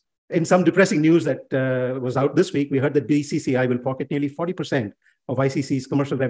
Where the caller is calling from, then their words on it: Melbourne, Victoria, Australia; your host, and I'm dialing in from Melbourne.